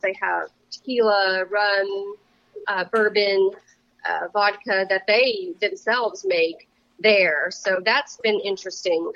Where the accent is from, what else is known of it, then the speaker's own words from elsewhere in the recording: Louisiana, United States; now in Wenatchee, United States; I was raised in Louisiana